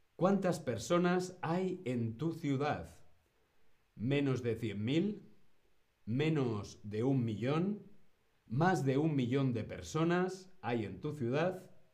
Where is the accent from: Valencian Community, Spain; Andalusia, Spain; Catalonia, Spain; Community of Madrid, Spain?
Community of Madrid, Spain; Madrid; Yo soy de Madrid. Sí, yo soy madrileño.